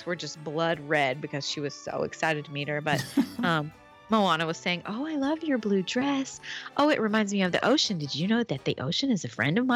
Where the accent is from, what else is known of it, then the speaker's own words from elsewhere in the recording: Tennessee, United States; accent: Southern; we're obviously from the South. You can hear it, right? And he was like, oh, yeah. I said, we're from Tennessee.